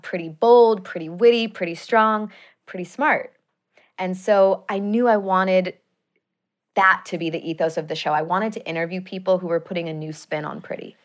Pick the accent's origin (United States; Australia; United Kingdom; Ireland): United States; Chicago, Illinois; moved away as an adult; also born or lived in Madison, Wisconsin; now in Los Angeles, United States; I grew up in Chicago.